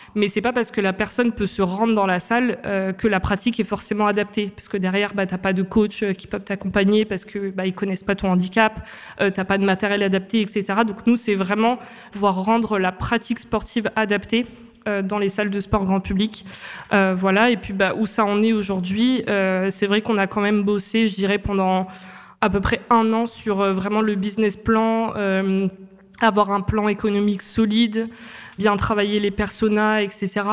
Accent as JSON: {"language": "French", "country": "Réunion", "tie": "born or raised there", "moved": "as an adult", "lives_now": "Paris, France", "said": "je viens de l'île de la Réunion. Donc je suis arrivée à Paris en 2016 euh, après mon bac général ES que j'ai fait à l'île de la Réunion"}